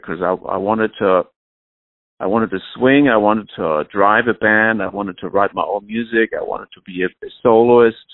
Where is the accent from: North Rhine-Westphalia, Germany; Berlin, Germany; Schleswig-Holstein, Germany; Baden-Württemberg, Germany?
Schleswig-Holstein, Germany; Flensburg; moved away; my hometown orchestra in Flensburg